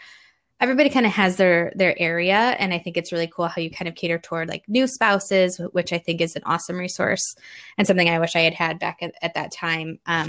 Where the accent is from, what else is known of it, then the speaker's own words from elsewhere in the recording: Indiana, United States; And we're from Indiana, just outside Chicago. So we've got the Midwest box checked as well.